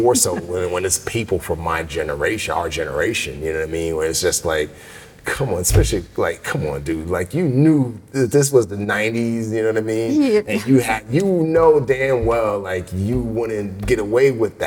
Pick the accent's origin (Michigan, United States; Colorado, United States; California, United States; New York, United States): New York, United States; New York City; also born or lived in Nigeria; growing up in the Bronx